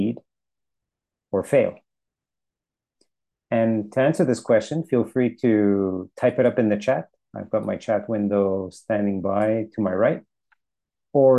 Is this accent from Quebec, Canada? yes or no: yes; Montreal, Quebec, Canada; moved away; I was born and raised in Montreal